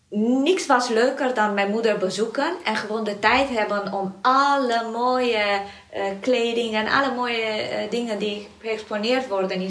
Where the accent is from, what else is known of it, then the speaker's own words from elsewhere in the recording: Romania; Dutch is a second language; moved away as an adult; now in Netherlands; ben in Roemenië geboren.